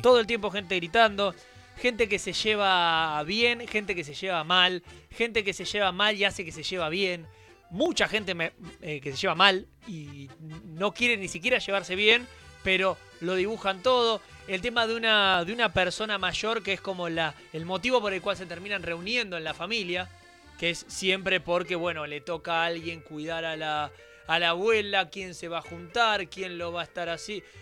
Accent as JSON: {"language": "Spanish", "country": "Argentina", "lives_now": "Merlo, Argentina", "said": "lo que somos los argentinos"}